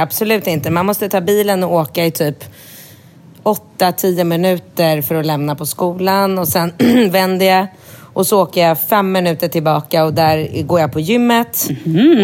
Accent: Sweden; moved away as an adult; now in Thailand; jag bor här januari, februari och inte hemma i Sverige

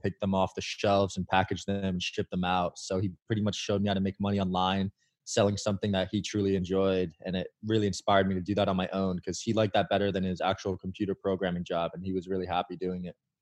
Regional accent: Bridgewater, New Jersey, United States; I grew up in a town called Bridgewater, New, New Jersey

